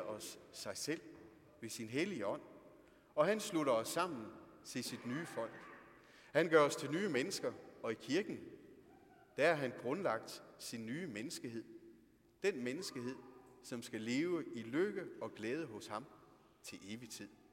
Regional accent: Denmark; Vi er nogle danskere, er vi.

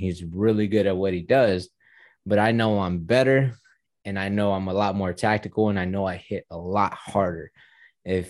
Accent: Houston, Texas, United States; I'm from Houston. I'm in Houston too.

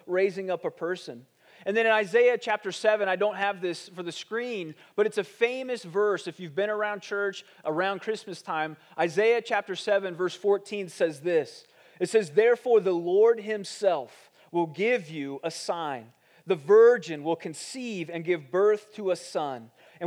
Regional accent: Ohio, United States; moved away; I grew up in Ohio, and when we moved to Ohio, we moved into this neighborhood

